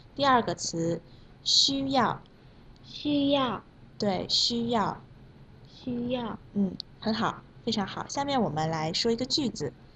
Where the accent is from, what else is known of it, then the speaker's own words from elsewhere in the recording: Indonesia; Chinese is a second language; 我是来自印尼的